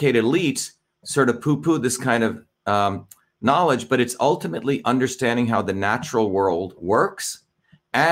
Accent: New Jersey, United States; also born or lived in India; the same values that I learned from working class neighborhoods when I grew up in Jersey.

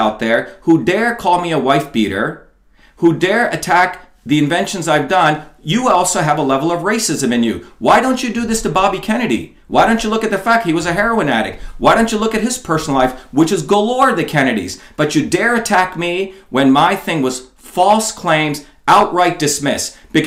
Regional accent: Mumbai, Maharashtra, India; moved away; also born or lived in New Jersey, United States; I was born in an India of Bombay, with slums and poverty

